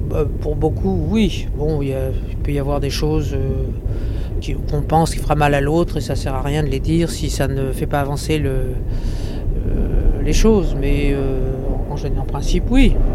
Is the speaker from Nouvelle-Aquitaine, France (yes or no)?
no; Marseille, Provence-Alpes-Côte d'Azur, France; nous sommes tous les deux marseillais.